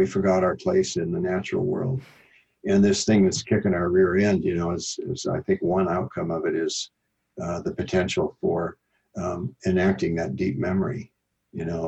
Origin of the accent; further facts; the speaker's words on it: Iowa, United States; moved away; I'm from Iowa, the Midwest